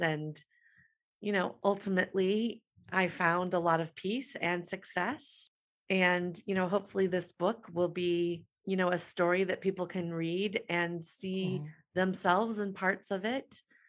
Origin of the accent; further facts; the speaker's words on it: Midwest, United States; I had a very challenging life growing up in the Midwest in the mid-80s